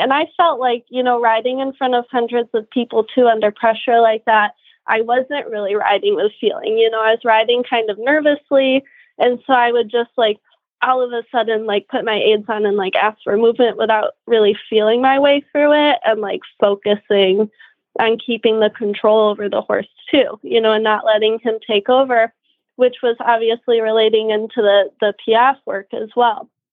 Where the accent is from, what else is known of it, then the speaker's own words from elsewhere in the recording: Kalamazoo, Michigan, United States; moved away as an adult; also born or lived in Florida / Germany; now in Ocala, United States; I'm from the Kalamazoo area, but I moved down to Florida about nine years ago